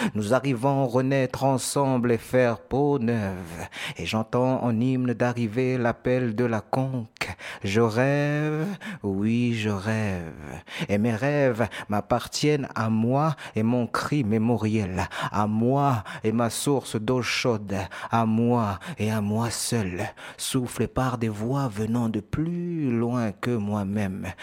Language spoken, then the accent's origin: French; New Caledonia; moved away as an adult; now in Marseille, France; je viens de Nouvelle-Calédonie.